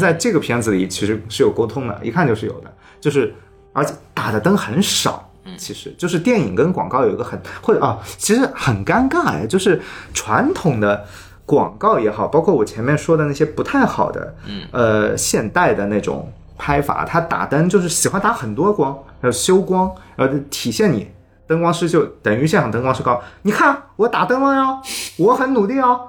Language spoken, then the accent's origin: Chinese; southern China, China; accent: non-standard southern Mandarin; moved away; also born or lived in Beijing; 每一个南方人到北京